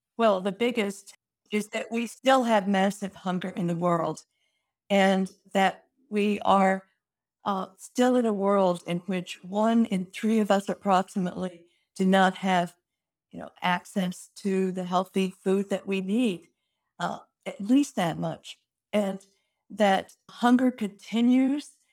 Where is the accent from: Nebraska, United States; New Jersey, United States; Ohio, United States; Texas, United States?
Texas, United States; Fort Worth; my hometown of Fort Worth is Cowtown